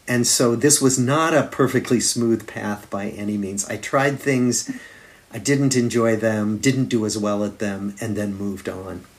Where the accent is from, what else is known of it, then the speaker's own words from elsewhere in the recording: Des Moines, Iowa, United States; moved away as an adult; also born or lived in Massachusetts; now in Boston, United States; I grew up in Des Moines, Iowa, in the Middle West of the United States.